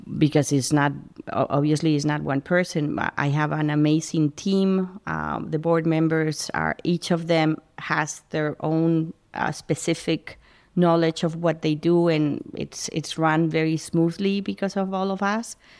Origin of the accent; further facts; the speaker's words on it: Madrid, Community of Madrid, Spain; moved away as an adult; now in Princeton, United States; I grew up in, in Madrid